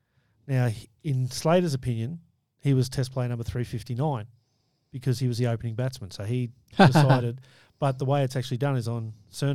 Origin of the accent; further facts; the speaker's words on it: Victoria, Australia; I'm from Victoria.